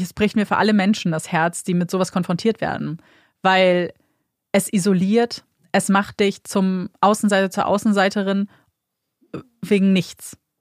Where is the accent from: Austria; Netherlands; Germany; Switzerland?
Germany; wir kommen aus Deutschland